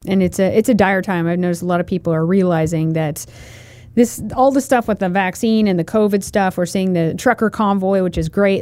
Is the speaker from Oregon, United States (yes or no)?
yes; Portland, Oregon, United States; now in Idaho, United States; when I grew up, uh, in Portland, Oregon. I was born in Portland, Oregon